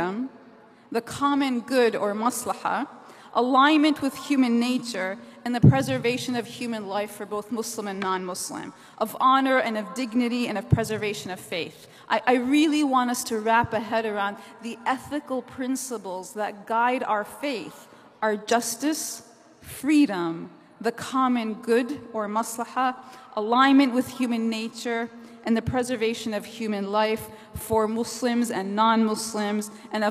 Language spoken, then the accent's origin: English; New Jersey, United States; I'm from New Jersey, the Garden State